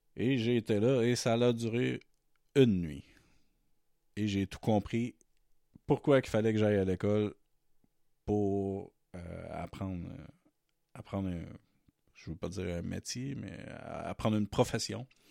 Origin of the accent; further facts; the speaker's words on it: Matane, Quebec, Canada; moved away as an adult; also born or lived in Montreal; now in Terrebonne, Canada; je viens de Matane, qui est ma ville de naissance. Mais maintenant, je suis à Terrebonne, dans la grande région de Montréal. Depuis 2005, j'ai déménagé j'ai déménagé à Montréal